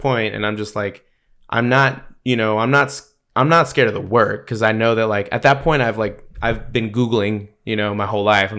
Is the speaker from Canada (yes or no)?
no; East Coast, United States; also born or lived in Salinas, California; Most people don't know I was born in California. So I was born in Salinas to a truck driver a dad, and grew up on the East Coast.